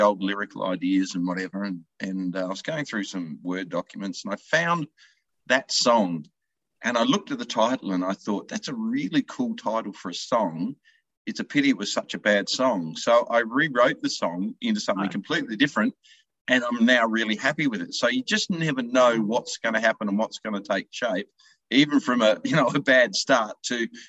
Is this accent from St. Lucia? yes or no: no; Kapunda, South Australia, Australia; my hometown, of course, in Kapunda in South Australia